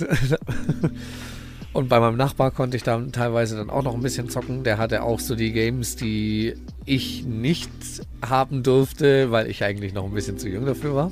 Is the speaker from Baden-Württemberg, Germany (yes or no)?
yes; Heidelberg, Baden-Württemberg, Germany; Ich bin da tatsächlich die ersten zehn Jahre meines Lebens, so bis zur vierten Klasse, äh, im, im, im, schlimmsten Viertel der Stadt wirklich aufgewachsen.